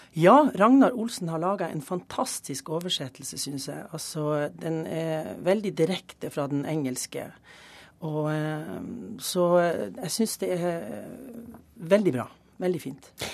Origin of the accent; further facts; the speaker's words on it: Tromsø, Troms, Norway; moved away; also born or lived in Germany; den flotte hjembyen min